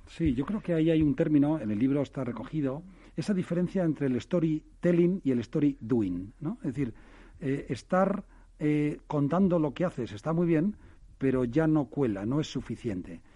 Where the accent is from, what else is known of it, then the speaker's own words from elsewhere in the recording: Pamplona, Navarre, Spain; yo soy de Pamplona